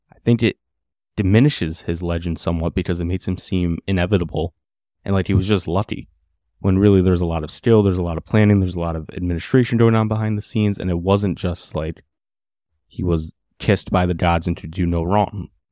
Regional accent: United States; us Americans

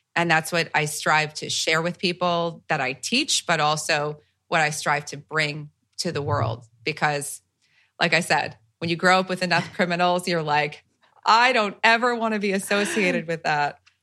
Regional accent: New Jersey, United States; I'm from Jersey

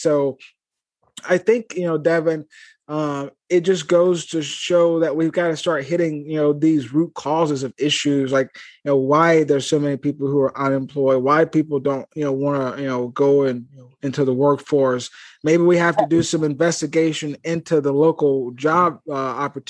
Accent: Eupora, Mississippi, United States; my hometown in Eupora, Mississippi

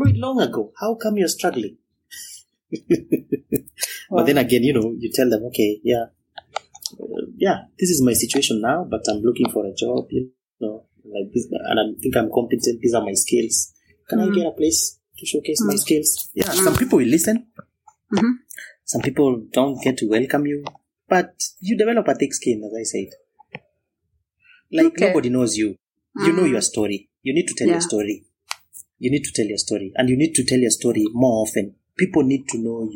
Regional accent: Kenya; moved away as an adult; also born or lived in India; being Kenyan, never been abroad before, never been even to Uganda. I was, you know, purely Kenyan.

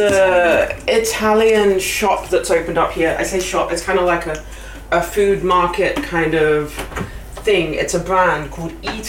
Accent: India; I'm Indian.

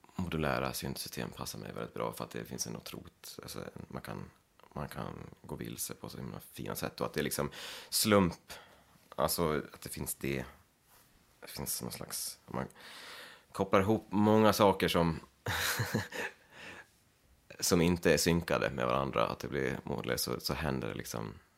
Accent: Leksand, Dalarna County, Sweden; moved away as an adult; also born or lived in Gagnef, Sweden; now in Brooklyn, United States; jag kommer från Leksand och jag har mina, jag har mina föräldrar och en syster här i, här i krokarna

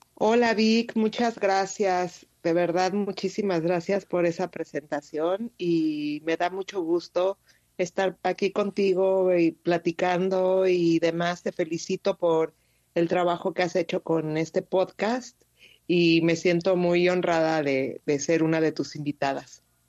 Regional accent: Mexico City, Mexico; moved away as an adult; also born or lived in Querétaro / Quebec; yo nací en Ciudad de México. Sí. Eh, y bueno, yo vivía ahí hasta casi los 15 años

